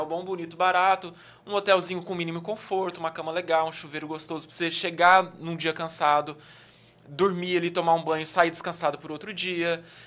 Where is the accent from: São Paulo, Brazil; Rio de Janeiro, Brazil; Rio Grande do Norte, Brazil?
São Paulo, Brazil; Araraquara; accent: interior, R puxado; moved away as an adult; also born or lived in Minas Gerais / Brasília; Eu sou do interior de São Paulo, natural de Araraquara, morei em várias cidades já do interior de São Paulo